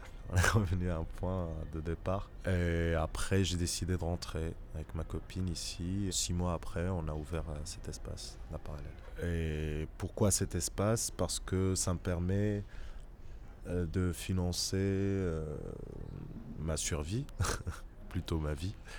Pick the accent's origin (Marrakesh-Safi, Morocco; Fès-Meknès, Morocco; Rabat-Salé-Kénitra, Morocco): Fès-Meknès, Morocco; Fez; now in Casablanca, Morocco; J'ai grandi à Fès. J'ai passé mon enfance à Fès